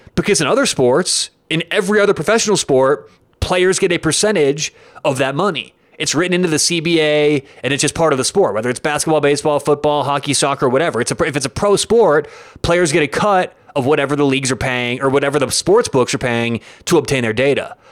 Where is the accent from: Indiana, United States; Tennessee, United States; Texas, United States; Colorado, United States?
Colorado, United States; Denver; I am from Denver